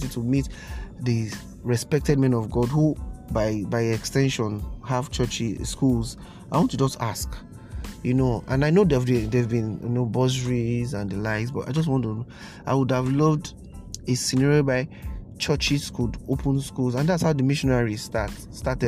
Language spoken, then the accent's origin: English; Nigeria; Nigeria, my hometown